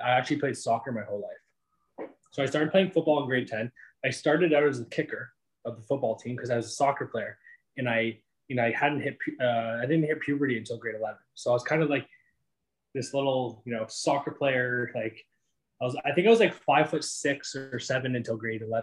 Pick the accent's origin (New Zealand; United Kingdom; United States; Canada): Canada; Sarnia, Ontario; moved away; also born or lived in Greater Toronto Area; I'm from a small town of Sarnia, Ontario.